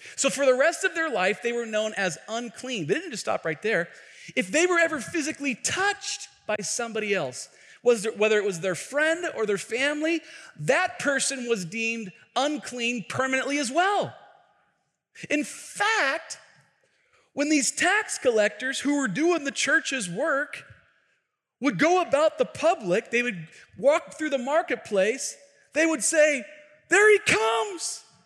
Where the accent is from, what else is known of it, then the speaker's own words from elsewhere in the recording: Tacoma, Washington, United States; I grew up in a neighborhood here in Tacoma